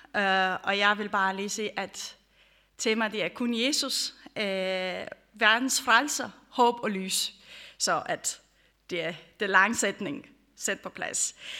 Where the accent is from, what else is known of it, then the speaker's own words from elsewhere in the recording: Romania; now in Denmark; jeg kommer fra Rumænien, for dem, som I kender. Øh, jeg har også opvokset under det, øh, Ceausescu